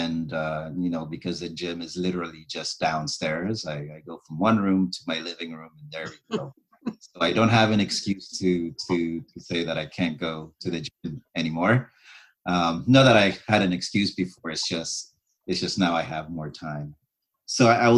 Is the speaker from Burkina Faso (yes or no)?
yes; Burkina Faso; moved away as an adult; also born or lived in Ontario, Canada / Okanagan, Canada; now in Vancouver, Canada; I was born in Burkina Faso, which is a country in West Africa